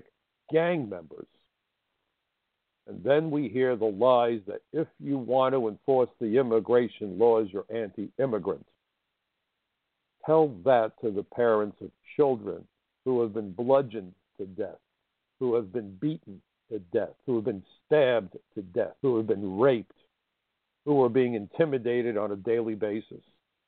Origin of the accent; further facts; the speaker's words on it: United States; I am an American